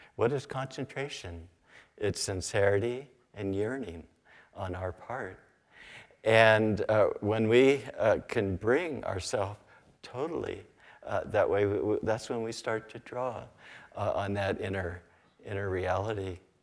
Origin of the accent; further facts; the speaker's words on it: Sacramento Valley, California, United States; I grew up in the Sacramento Valley, uh, near the, uh, Sutter, uh, Sutter Buttes.